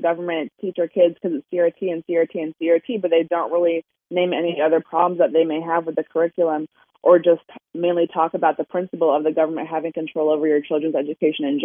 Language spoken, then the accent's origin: English; Maryland, United States; I'm from Maryland, so it's more blue than Virginia for sure